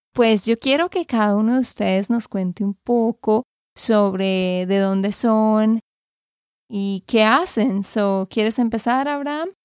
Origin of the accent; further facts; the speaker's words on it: Santander, Colombia; de Santander, Colombia.